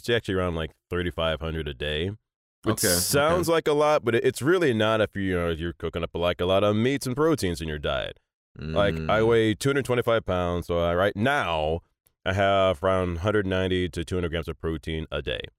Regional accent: Annapolis, Maryland, United States; born there; My dad at the time was a lieutenant commander in the U.S. Navy. I was born in Annapolis, and he was on the eye when I was born.

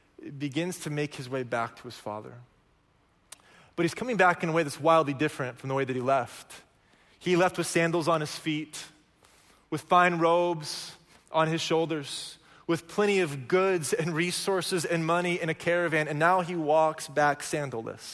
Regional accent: Oklahoma, United States; moved away; I'm from Oklahoma

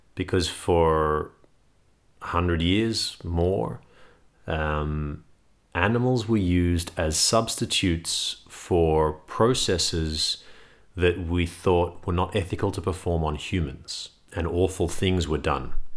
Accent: Sydney, New South Wales, Australia; I grew up in Sydney

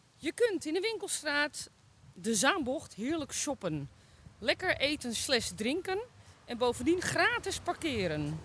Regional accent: Zaandam, North Holland, Netherlands; wij komen uit Zaandam

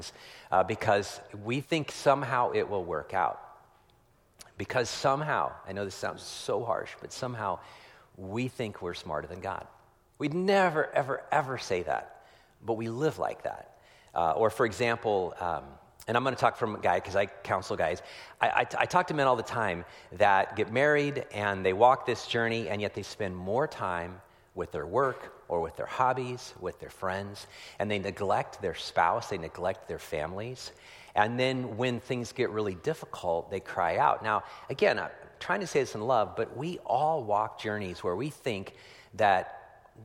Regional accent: Petaluma, California, United States; I was down yesterday in my hometown of Petaluma, California

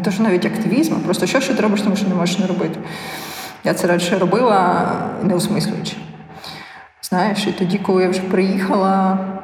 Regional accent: Ukraine; Я казала з України.

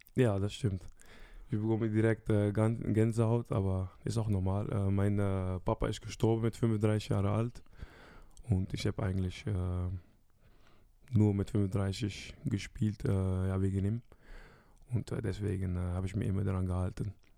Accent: Rotterdam, South Holland, Netherlands; German is a second language; moved away as an adult; also born or lived in Brest, France; now in Germany; zwei Stunden von meiner Heimat, Rotterdam

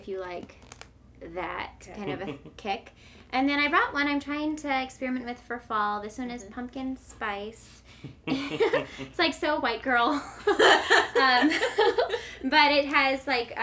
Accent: St. Louis, Missouri, United States; I'm from St. Louis. I've lived here my whole life

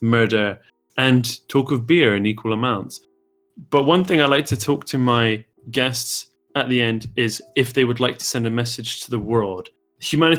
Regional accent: Bristol, South West England, United Kingdom; I'm from Bristol.

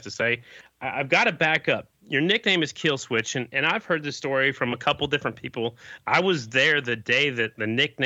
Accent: Oklahoma, United States; I grew up in Oklahoma.

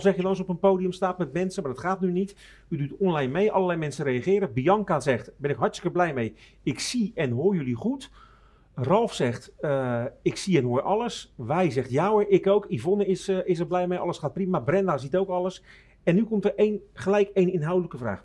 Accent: Rotterdam, South Holland, Netherlands; accent: Rotterdams; klinkt wel erg Rotterdams, maar ik ben Rotterdammer van Zuid

